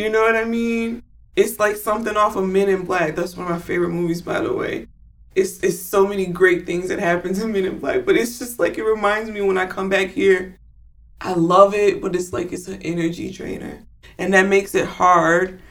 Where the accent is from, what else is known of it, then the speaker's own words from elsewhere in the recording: Chicago, Illinois, United States; moved away as an adult; also born or lived in Georgia; being from, where, you know, from the Chicagoland area and coming back here